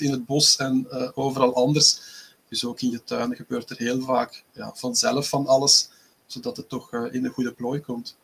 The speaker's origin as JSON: {"language": "Dutch", "country": "Belgium", "said": "uit België"}